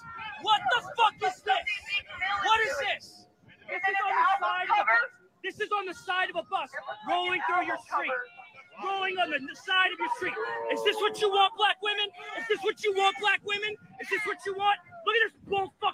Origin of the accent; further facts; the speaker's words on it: Philadelphia, Pennsylvania, United States; I'm from Philly.